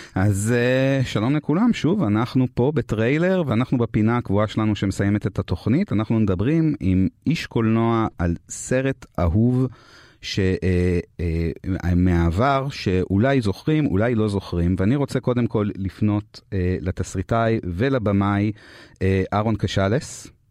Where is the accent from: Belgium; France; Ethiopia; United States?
France